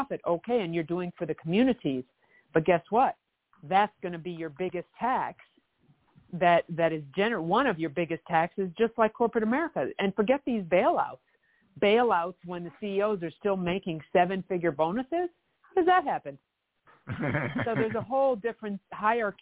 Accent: Canada; now in United States; I lived in Canada, I'm from Canada

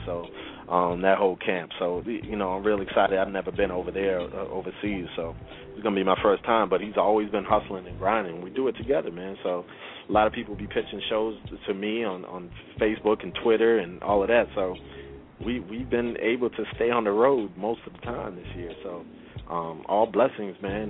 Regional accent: Brockton, Massachusetts, United States; I was born in Brockton, Massachusetts

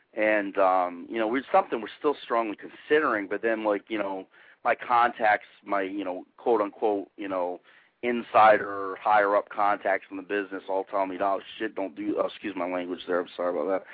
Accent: Rhode Island, United States; now in Florida, United States; I'm from the north originally. I'm from Rhode Island, and but man, ever since I've been in Florida, man, I should have been born a Southern boy, man.

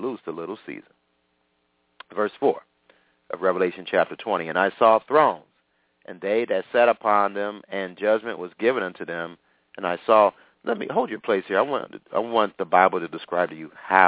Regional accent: United States; I'm talking as an American citizen

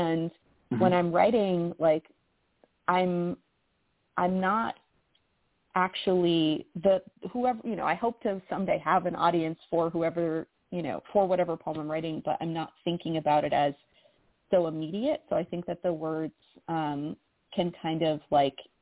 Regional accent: Massachusetts, United States; moved away as an adult; I grew up in Massachusetts, and I haven't lived there in like 10 years

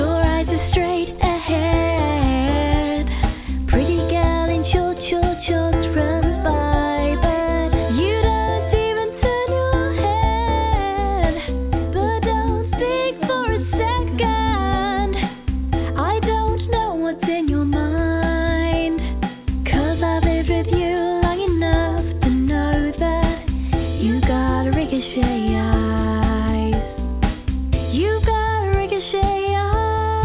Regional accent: Boston, Massachusetts, United States; moved away as an adult; I was born and raised in the Boston area

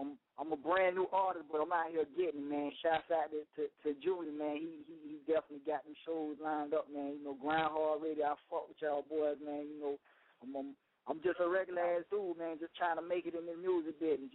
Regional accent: Florida, United States; I'm from Florida

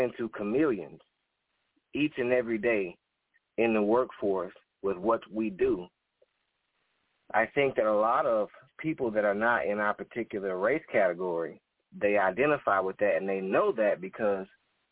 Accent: Alabama, United States; now in South Carolina, United States; I'm from originally from Alabama. I currently reside in South Carolina

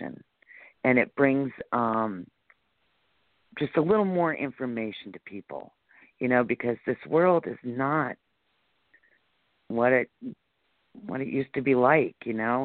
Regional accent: Celeron, New York, United States; I'm from Celeron, but our main police department is in the town of Ellicott in Jamestown

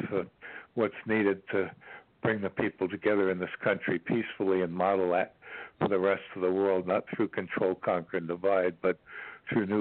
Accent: New York, United States; also born or lived in Bayside, Queens; now in Ashland, Virginia, United States; I'm from New York originally

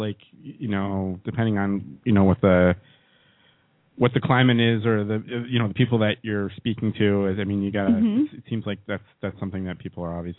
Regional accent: Boston, Massachusetts, United States; that's what we say in Boston.

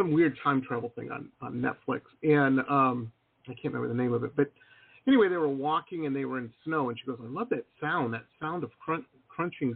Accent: Detroit, Michigan, United States; moved away as an adult; also born or lived in Boston; now in San Diego, United States; I grew up in Detroit and went to school out in Boston

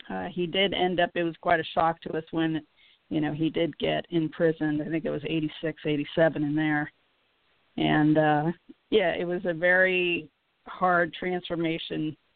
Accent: United States; as a child and during my formative years and stuff, I we grew up in the United States

